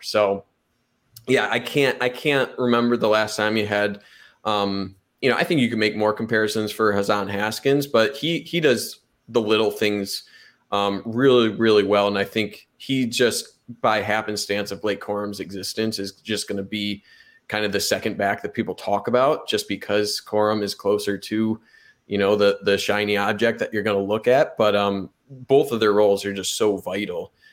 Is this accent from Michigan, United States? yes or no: yes; Monroe, Michigan, United States; Monroe, Michigan, my hometown